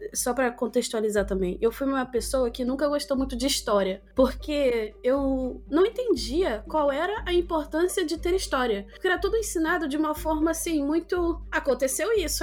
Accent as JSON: {"language": "Portuguese", "region": "Rio de Janeiro", "country": "Brazil", "tie": "born or raised there", "said": "em Bangu, onde eu cresci"}